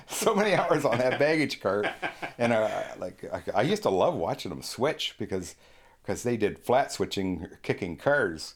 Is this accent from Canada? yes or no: yes; St. Thomas, Ontario, Canada; I was born in St. Thomas, which, uh, of course, everybody calls the railway city